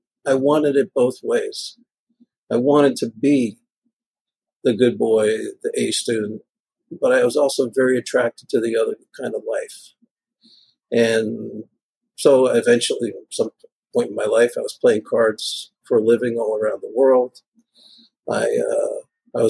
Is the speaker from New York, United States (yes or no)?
yes; New York City, New York, United States; also born or lived in California; now in Bay Area, United States; When I grew up in Greenpoint, it's, you know, Polish and Italian mobsters everywhere